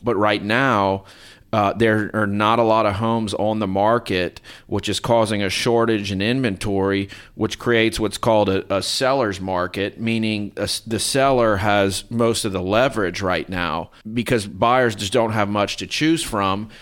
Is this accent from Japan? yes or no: no; Lafayette, Louisiana, United States; also born or lived in Minneapolis, Minnesota; I'm from Lafayette, South Louisiana.